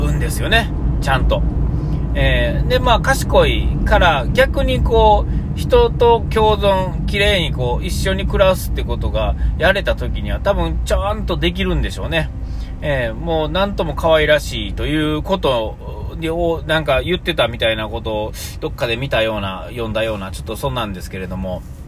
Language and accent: Japanese; Nara, Japan; 僕の出身奈良のですね